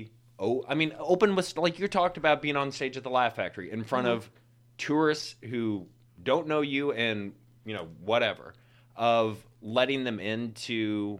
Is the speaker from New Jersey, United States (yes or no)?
no; Missouri, United States; accent: Missouri; also born or lived in New York; now in Chicago, United States; I'm originally from Missouri.